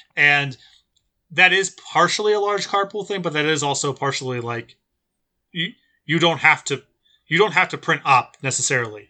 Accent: New Jersey, United States; moved away as an adult; also born or lived in San Diego; I grew up in Jersey

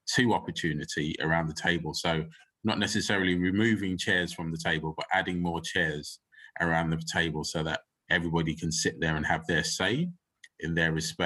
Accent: United Kingdom; I am a British-born African and Jamaican descent Black man.

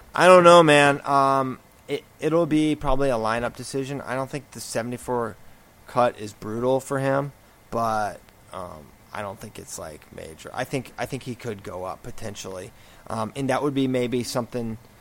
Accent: Virginia, United States; I am from Virginia and I have ties to Tech

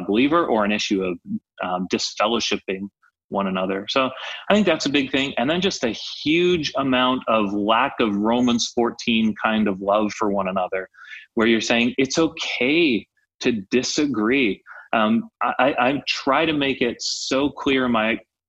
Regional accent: Canada; I'm Canadian

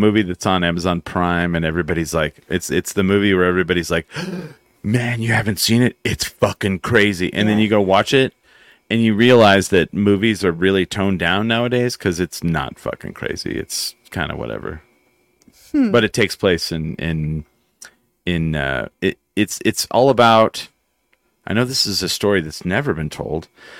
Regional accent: Texas, United States; accent: West Texas; I killed off my West Texas accent because I grew up near West Texas.

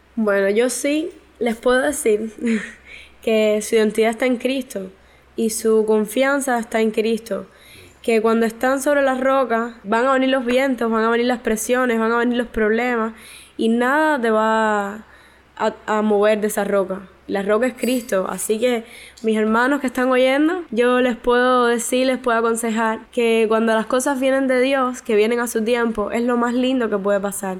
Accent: Santa Clara, Villa Clara, Cuba; soy de Santa Clara, de la Iglesia de la Vigilia de los Pinos Nuevos.

